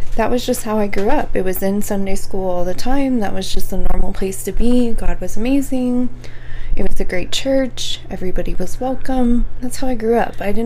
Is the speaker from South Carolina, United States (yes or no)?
no; Dallas, Texas, United States; also born or lived in Claremore, Oklahoma; I was adopted at like 2 weeks old. So it was something that they knew about the adoption prior to me being born. It was very quickly actioned after I was born. So I never really knew a difference. My parents brought me to Dallas